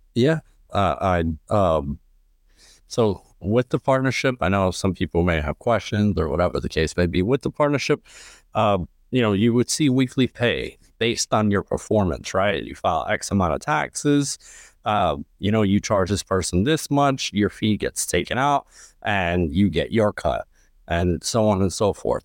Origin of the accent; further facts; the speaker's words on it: New York City, New York, United States; I'm originally from Lower East Side, Manhattan. Um, pretty much grew up there my entire life